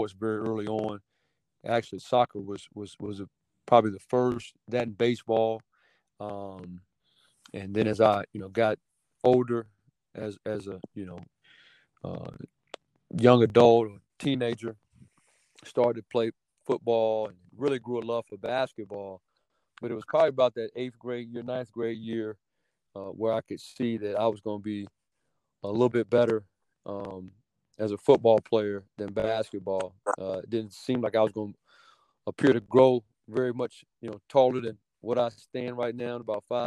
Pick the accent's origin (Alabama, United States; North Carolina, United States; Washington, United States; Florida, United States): North Carolina, United States; Oxford; moved away as an adult; also born or lived in Mississippi; now in Oxford, Mississippi, United States; that's my home state and, where I was born and raised